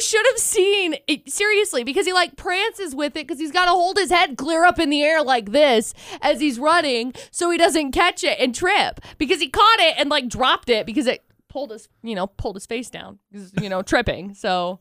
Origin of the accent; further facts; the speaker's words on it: Tremont, United States; I grew up in Tremont